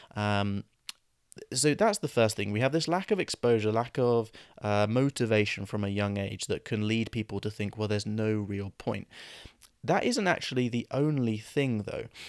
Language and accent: English; England, United Kingdom; we grow up in England around English speakers